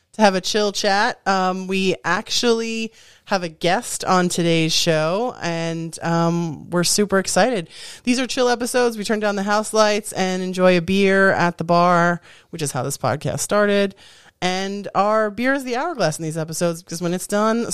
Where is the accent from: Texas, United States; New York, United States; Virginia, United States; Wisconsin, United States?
New York, United States; I'm from New York